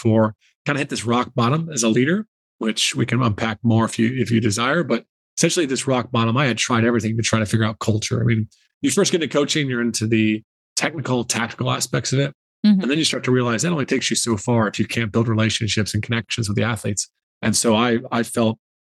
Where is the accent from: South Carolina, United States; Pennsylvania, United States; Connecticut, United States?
South Carolina, United States; moved away as an adult; also born or lived in Ireland; I grew up in South Carolina and basketball was my sport, my passion.